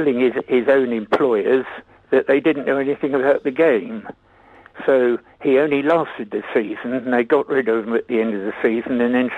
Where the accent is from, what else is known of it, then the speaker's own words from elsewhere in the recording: Prestwood, South East England, United Kingdom; I was brought up in Prestwood